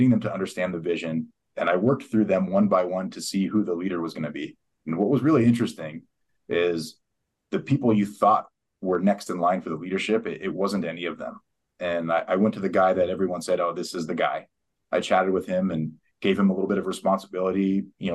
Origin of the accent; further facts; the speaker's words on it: San Diego, California, United States; moved away as an adult; also born or lived in West Texas / Eastern New Mexico; I grew up in San Diego.